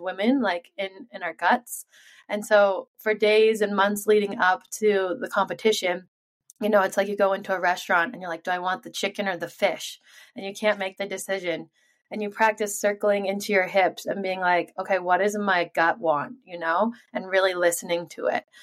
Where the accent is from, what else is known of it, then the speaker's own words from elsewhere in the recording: Sun Valley, Idaho, United States; I was born and raised here in Sun Valley, Idaho